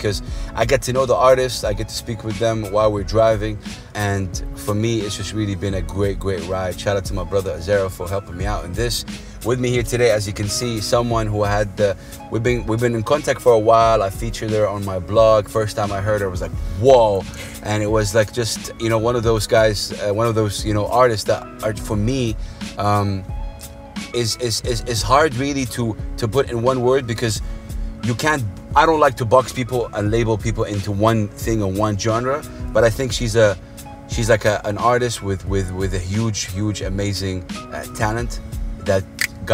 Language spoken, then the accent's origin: English; Saudi Arabia; I'm from Saudi Arabia